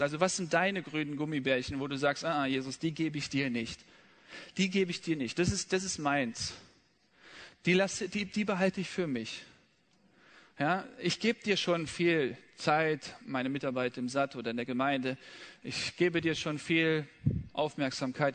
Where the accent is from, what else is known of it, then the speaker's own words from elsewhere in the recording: Rhineland, Germany; im Rheinland, wo ich aufgewachsen bin